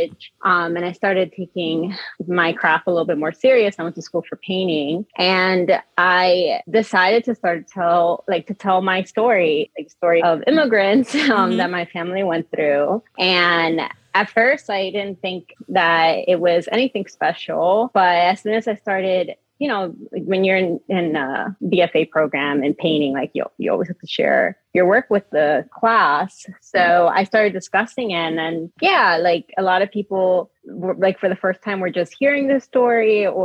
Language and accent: English; Hialeah, Florida, United States; also born or lived in Homestead, Florida / Sweetwater, Florida / Dominican Republic; now in Philadelphia, United States; I also grew up in a lot of tropical settings. Like I lived in Miami, Florida, but like not really like cool Miami that people think of. Like I'm from Hialeah and Homestead, Sweetwater.